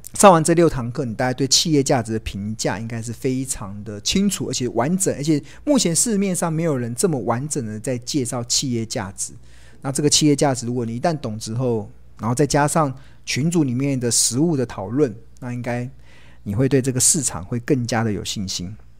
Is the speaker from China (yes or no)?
no; Taiwan; also born or lived in United Kingdom; 我从英国念书回来的时候已经三十岁，那时候我回到台湾的时候